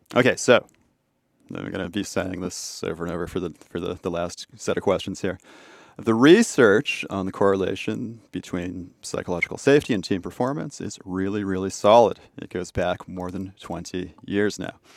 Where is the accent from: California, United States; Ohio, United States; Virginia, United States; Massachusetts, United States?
Massachusetts, United States; Boston; my hometown in Boston